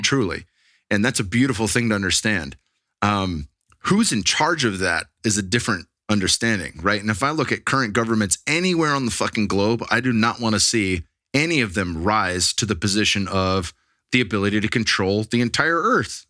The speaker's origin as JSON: {"language": "English", "area": "Bay Area, Silicon Valley", "region": "California", "country": "United States", "tie": "born or raised there", "moved": "yes", "lives_now": "Texas, United States", "said": "I grew up in the Bay Area, in the Silicon Valley"}